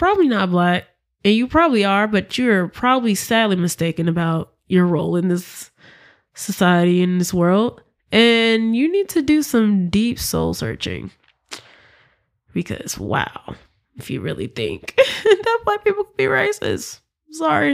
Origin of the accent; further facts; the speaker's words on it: Memphis, Tennessee, United States; I'm from Memphis, Tennessee